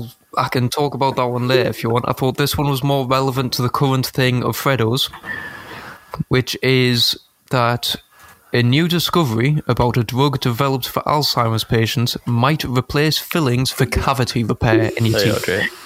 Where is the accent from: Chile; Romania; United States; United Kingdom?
United Kingdom; Because what we do best, we're British, we take over places and colonise them.